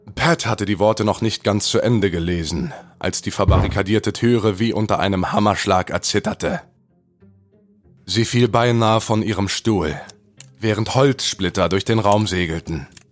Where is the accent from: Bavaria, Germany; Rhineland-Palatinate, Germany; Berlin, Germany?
Berlin, Germany; bin junge 27 Jahre alt oder jung, ähm, komme aus Berlin